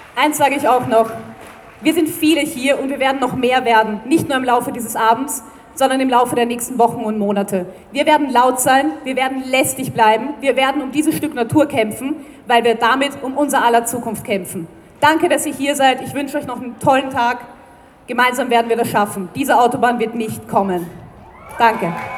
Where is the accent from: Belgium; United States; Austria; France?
Austria; Vienna; born or raised there